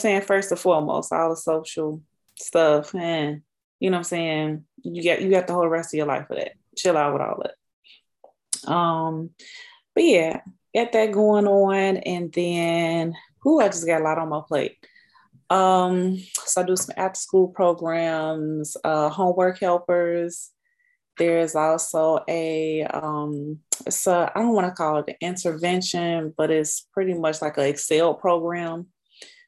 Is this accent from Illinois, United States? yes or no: yes; Chicago, Illinois, United States; Grew up on the south side of Chicago